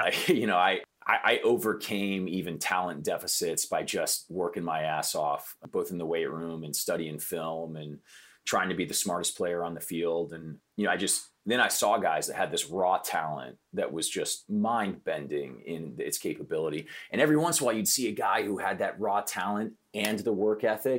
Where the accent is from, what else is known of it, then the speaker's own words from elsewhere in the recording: Iowa, United States; also born or lived in Midwest; Yeah, so I kind of grew up all over the place. My dad worked for a big manufacturing conglomerate. And so we were moving around every couple of years to different factories across the Midwest. And, you know, I ended up spending most of my time in Iowa.